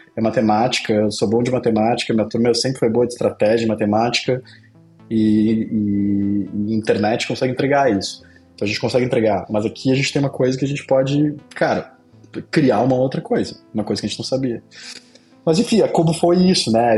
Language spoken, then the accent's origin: Portuguese; Pelotas, Rio Grande do Sul, Brazil; Eu sou de Pelotas, né, do interior do Rio Grande do Sul